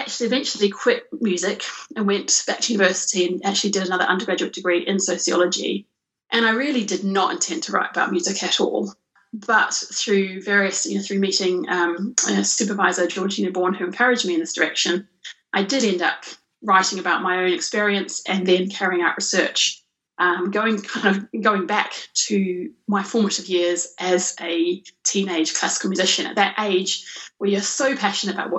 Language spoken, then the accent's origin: English; New Zealand; I grew up in New Zealand and studied piano and cello from a young age